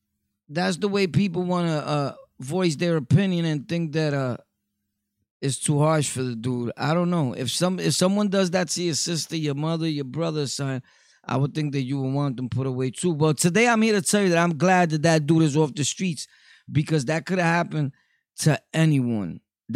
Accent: Brooklyn, New York, United States; You know, we're from Brooklyn over here.

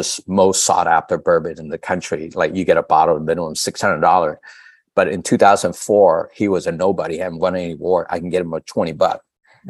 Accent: Da Lat, Lam Dong, Vietnam; now in San Francisco, United States; I'm from Dalat

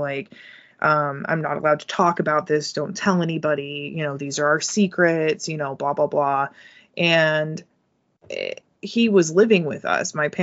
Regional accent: United States; our history as women growing up in the United States

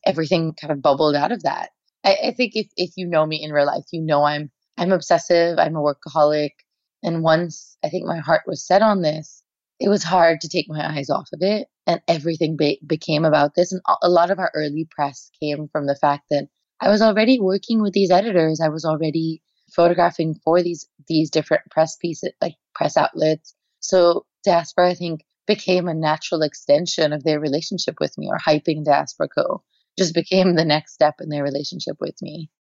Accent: India; moved away as an adult; now in United States; I am Indian at my core. I'm not Indian American.

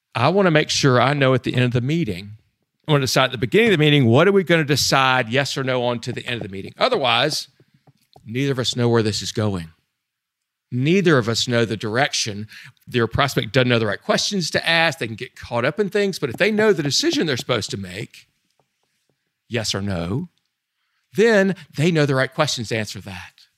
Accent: Southeastern United States, United States; I'm from the Southeastern United States

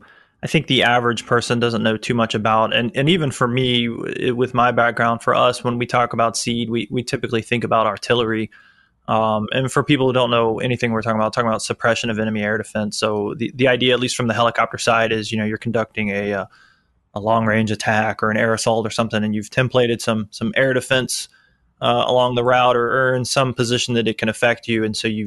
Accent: Tampa, Florida, United States; I grew up in Tampa, Florida. So MacDill Air Force Base was there.

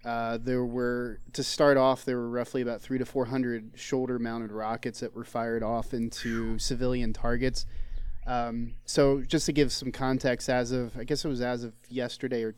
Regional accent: Philadelphia, Pennsylvania, United States; me growing up in Philly

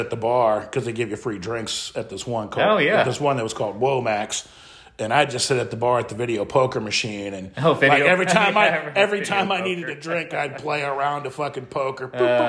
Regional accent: Midwest, United States; moved away; also born or lived in Colorado; I grew up in the Midwest.

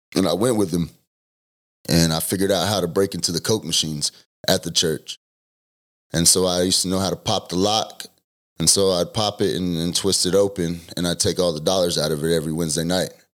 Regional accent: Denton, Texas, United States; also born or lived in Argyle, Texas; I was born in Denton, Texas. I lived in Argyle until I was ten.

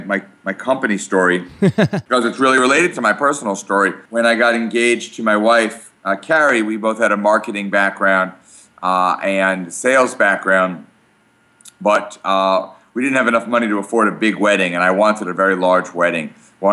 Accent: Brooklyn, New York, United States; now in Port Washington, United States; We live in Port Washington, New York. I grew up here in New York. I grew up in Brooklyn

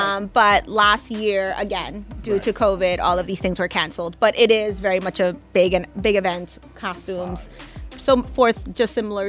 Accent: New York, United States; also born or lived in Panama; So I was born, but I was raised here in the city.

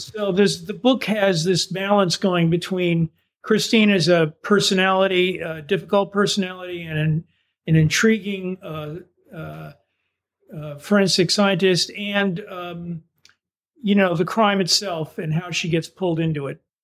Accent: East Coast, United States; moved away as an adult; also born or lived in Southern Indiana; now in Vermont, United States; I'm from the East Coast originally

